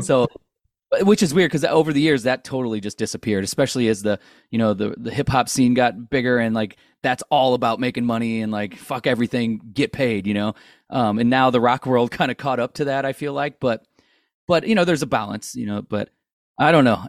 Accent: St. Louis, Missouri, United States; we're all from Saint Louis. We all grew up down the street from each other

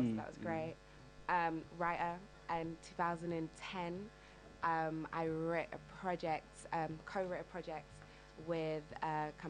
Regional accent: London, United Kingdom; I'm from the East End of London

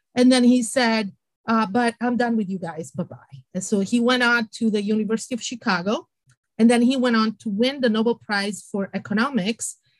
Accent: Sardinia, Italy; moved away as an adult; also born or lived in United Kingdom; now in Iowa, United States; I was born in Italy and in Sardinia on an island, so I'm a saltwater

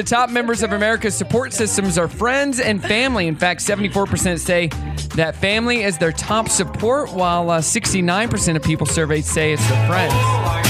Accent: Missouri, United States; I'm from Missouri.

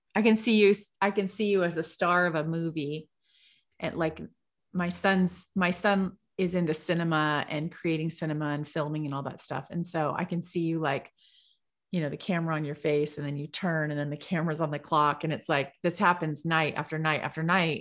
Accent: California, United States; I'm from California

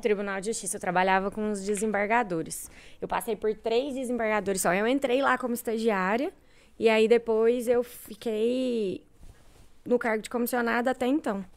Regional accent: Goiânia, Goiás, Brazil; eu sou nascida e criada aqui em Goiânia

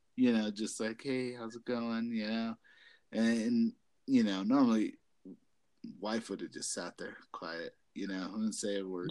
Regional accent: Colorado, United States; we're from Colorado.

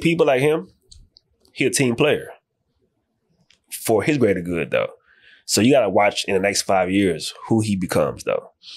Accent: New Orleans, Louisiana, United States; moved away as an adult; now in Dallas, United States; I'm originally from New Orleans

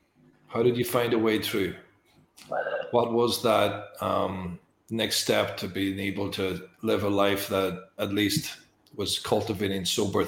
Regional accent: Ireland; I come from Ireland

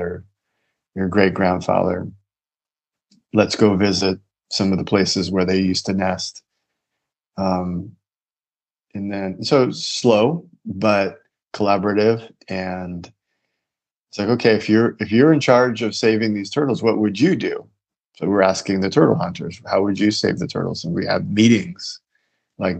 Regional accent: United States; I'm an American man with a lot of education

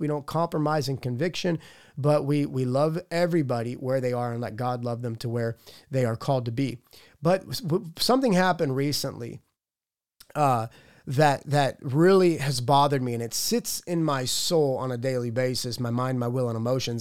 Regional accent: Pittsburgh, Pennsylvania, United States; I'm from Pittsburgh

